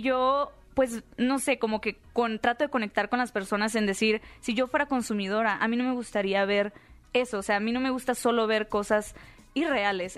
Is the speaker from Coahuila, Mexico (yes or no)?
no; Hermosillo, Sonora, Mexico; yo soy originaria de Hermosillo, Sonora